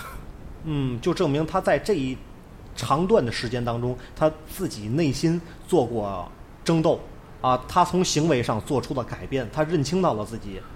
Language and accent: Chinese; Tianjin, China; accent: Tianjin dialect; 通常的风格可能是我会讲天津话呀，会用一些本土的方言啊